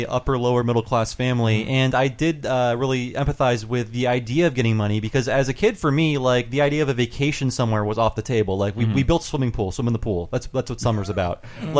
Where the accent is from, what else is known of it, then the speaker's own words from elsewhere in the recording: Northeast Ohio, United States; I'm from Northeast Ohio.